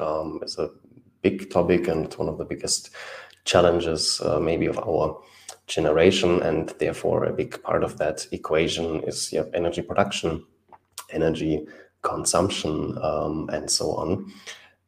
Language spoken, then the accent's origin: English; Germany; I'm from Germany